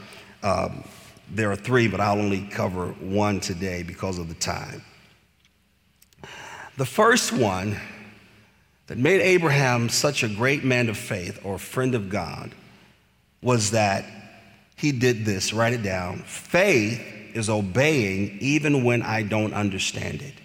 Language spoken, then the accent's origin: English; Bloomfield Hills area, Clinton Township, Michigan, United States; moved away; we're from the Bloomfield Hills area, Clinton Township and such, so my mom still lives there